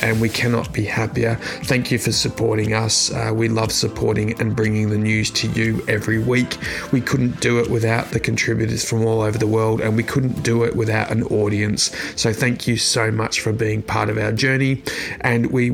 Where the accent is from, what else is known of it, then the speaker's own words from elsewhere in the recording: Australia; my home country of Australia